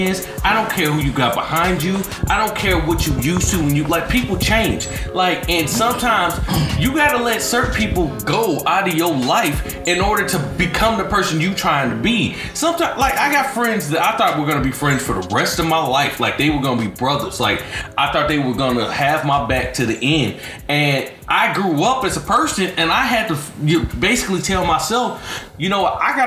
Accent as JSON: {"language": "English", "region": "the South", "country": "United States", "said": "I'm from the South"}